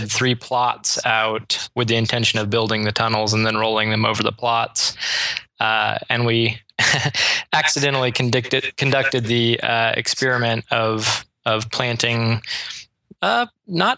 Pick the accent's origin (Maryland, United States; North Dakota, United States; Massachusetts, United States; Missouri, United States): Missouri, United States; Springfield; both Melissa and I grew up here in Springfield